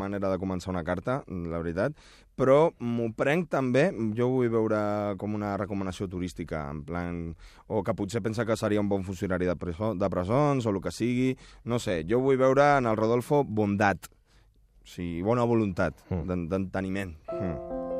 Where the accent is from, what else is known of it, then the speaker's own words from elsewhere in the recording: Uruguay; moved away; jo sóc uruguaià